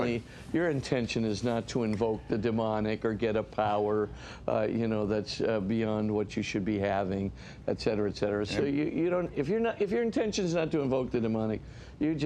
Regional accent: Hawaii, United States; we come from Hawaii

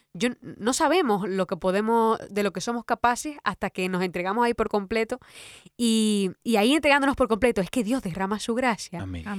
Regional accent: Dominican Republic; porque soy de República Dominicana

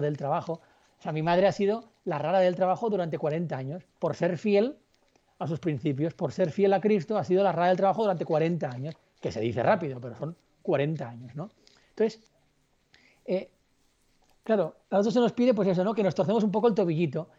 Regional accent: Barcelona, Catalonia, Spain; yo soy de Barcelona y estaba en Puerto Rico

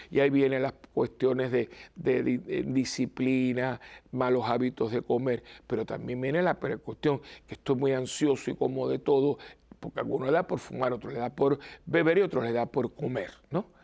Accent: Cuba; yo me acuerdo de niño que se hacía en Cuba, de chiquitito

